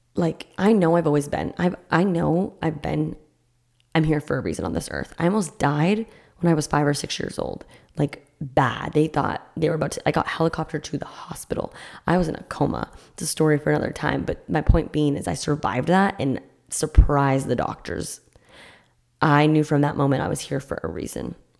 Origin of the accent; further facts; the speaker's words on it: Massachusetts, United States; now in Florida, United States; I grew up in Massachusetts doing